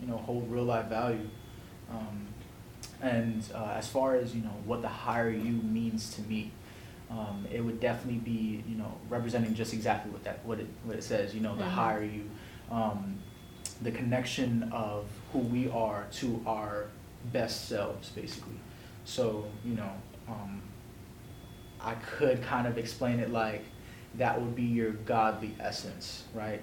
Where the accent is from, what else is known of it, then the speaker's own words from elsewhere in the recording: New York City, New York, United States; moved away as an adult; now in Raleigh, United States; I'm originally from the Bronx. I'm 22 years old, and I just moved down here to Raleigh about a month or so ago